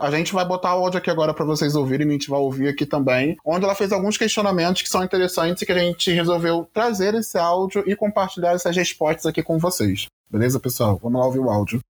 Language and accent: Portuguese; Rio de Janeiro, Brazil; now in Curitiba, Brazil; Eu sou carioca, mas eu tô morando atualmente em Curitiba